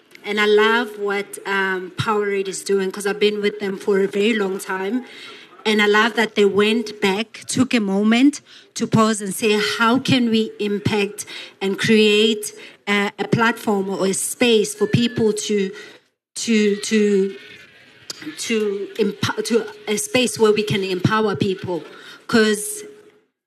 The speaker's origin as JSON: {"language": "English", "town": "Johannesburg", "region": "Gauteng", "country": "South Africa", "said": "I'm from the township, I'm from Alex"}